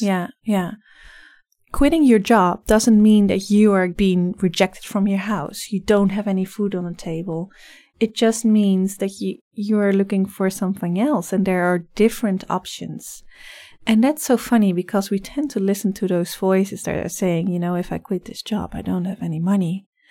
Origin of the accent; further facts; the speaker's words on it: Netherlands; English is a second language; moved away as an adult; now in Vancouver, Canada; I'm originally from the Netherlands, so you'll probably hear a slight accent in my voice. I came here about four years ago